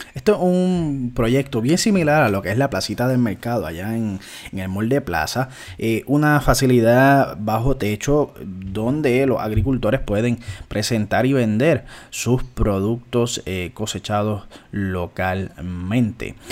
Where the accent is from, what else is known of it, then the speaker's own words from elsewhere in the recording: Puerto Rico; nosotros como puertorriqueños